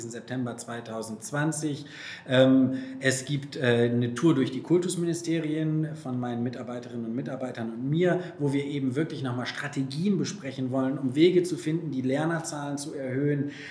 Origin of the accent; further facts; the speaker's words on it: North Rhine-Westphalia, Germany; Ja, nun, ich komme jetzt nicht aus Baden-Württemberg, sondern aus Nordrhein-Westfalen.